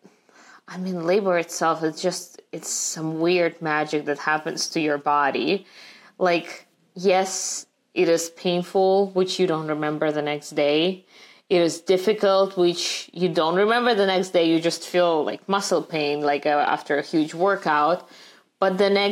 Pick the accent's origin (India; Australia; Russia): Russia; now in United States; growing up in Russia